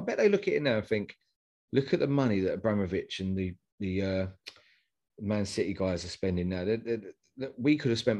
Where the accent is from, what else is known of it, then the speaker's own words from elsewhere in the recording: Essex, East of England, United Kingdom; I grew up in Essex, so I was surrounded by West Ham, Arsenal, Chelsea fans, Liverpool, Man U